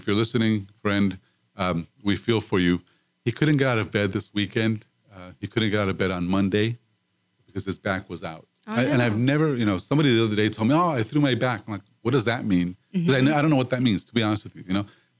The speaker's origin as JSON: {"language": "English", "town": "Dallas", "region": "Texas", "country": "United States", "said": "I'm a big fan, and because I came from Dallas."}